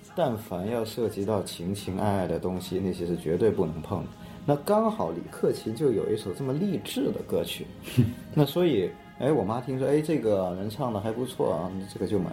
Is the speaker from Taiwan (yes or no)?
no; a large city in southern China, China; 我在南方的一个比较大的城市